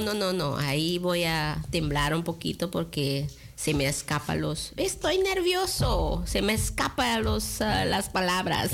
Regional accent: Curaçao; now in Netherlands; yo nací en Curazao y tengo casi 23 eh, años en ah, Holanda

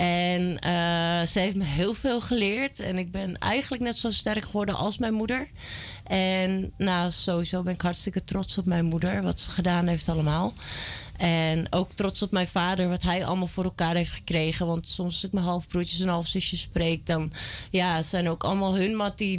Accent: Almere, Flevoland, Netherlands; also born or lived in Amsterdam / Belgium; Ik ben in Amsterdam geboren en in Almere opgegroeid.

